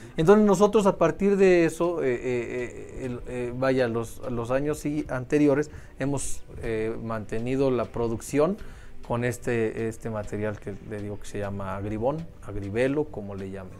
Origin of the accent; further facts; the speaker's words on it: Mexico; somos mexicanos